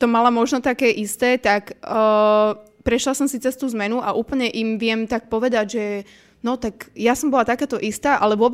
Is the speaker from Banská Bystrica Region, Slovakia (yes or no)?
no; Považská Bystrica, Trenčín Region, Slovakia; Povazka Bystrica, moje rodné mesto